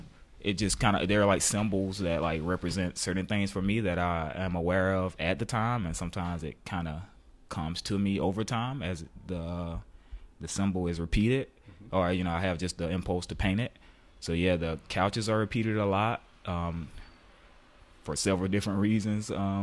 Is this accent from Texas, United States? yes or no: no; Macon, Georgia, United States; also born or lived in New York, United States; Yeah, I grew up in Macon, Georgia.